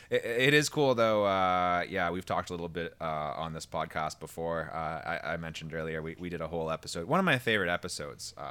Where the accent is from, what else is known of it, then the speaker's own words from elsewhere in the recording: Timmins, Ontario, Canada; I'm from t- I, am from i am from Timmins.